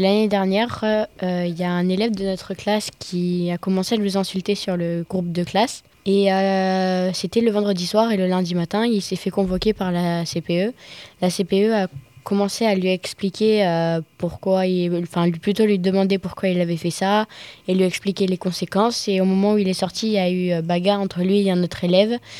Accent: Avignon, Provence-Alpes-Côte d'Azur, France; j'ai 14 ans, je viens d'Avignon et je suis au collège François Raspail

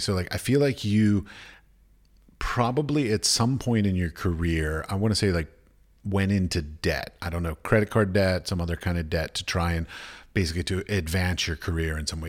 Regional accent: United States; moved away as an adult; I come from America

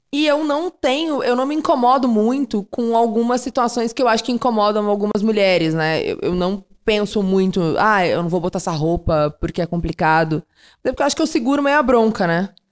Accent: Panambi, Rio Grande do Sul, Brazil; also born or lived in Rio de Janeiro; now in São Paulo, Brazil; Eu nasci em Rio Grande, que é extremo sul do Rio Grande do Sul, mas fui criado em Panambi, que é a noroeste, uma cidade de colonização alemã.

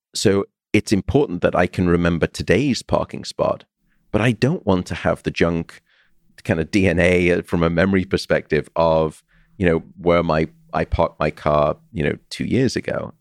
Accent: Liverpool, North West England, United Kingdom; I'm from Liverpool myself

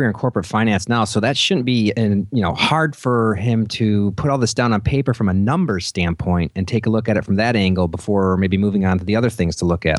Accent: Detroit, Michigan, United States; I'm from the Detroit area.

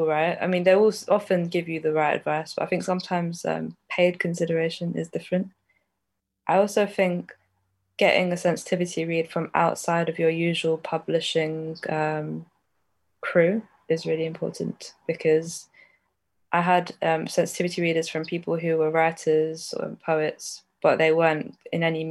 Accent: London, United Kingdom; I grew up in North London

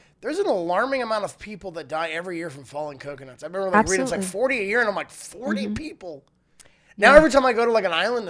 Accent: Florida, United States; now in California, United States; I was born in Florida. I am a Florida cracker

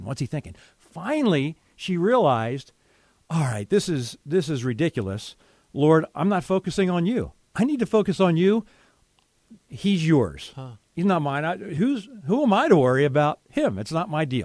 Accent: Philadelphia area, Pennsylvania, United States; moved away as an adult; I moved back with my parents at the age of 33. So I was looking for a job in the Philadelphia area

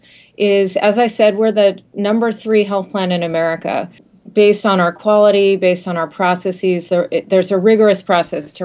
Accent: Massachusetts, United States; I'm born and bred in Massachusetts

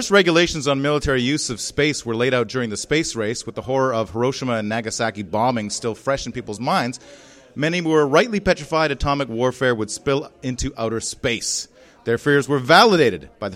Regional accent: Canada; I'm from Canada

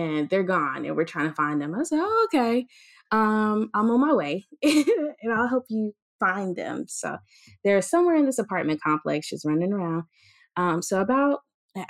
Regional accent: the South, United States; now in Tuskegee, United States; growing up in the South

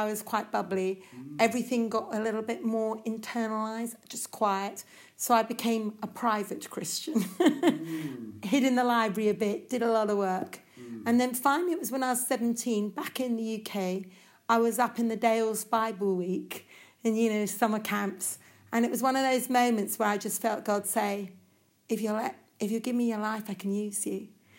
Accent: India; Well, I grew up in India, quite a spiritual sort of atmosphere.

